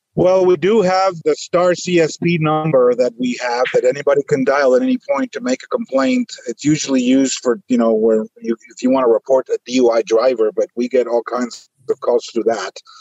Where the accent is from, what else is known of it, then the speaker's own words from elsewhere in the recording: Guatemala; moved away as an adult; now in United States; I was born in Guatemala